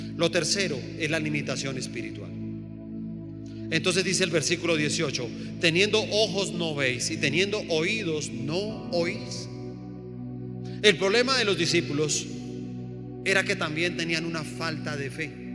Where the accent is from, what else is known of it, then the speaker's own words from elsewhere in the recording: Colombia; nosotros como colombianos